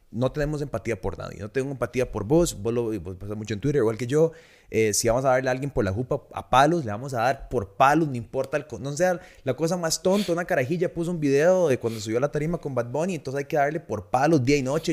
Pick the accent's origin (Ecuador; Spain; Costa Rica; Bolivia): Costa Rica; todos somos ticos